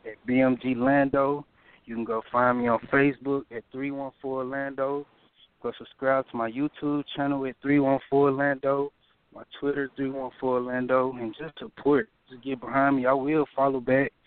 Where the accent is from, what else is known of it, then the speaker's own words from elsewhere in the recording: St. Louis County, Missouri, United States; I'm from St. Louis County.